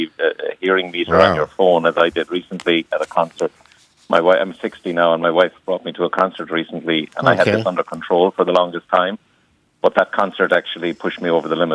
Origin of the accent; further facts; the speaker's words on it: Cork, Munster, Ireland; accent: Cork; now in Elizabeth, New Jersey, United States; I'm from Cork, so you'll pick up the Cork accent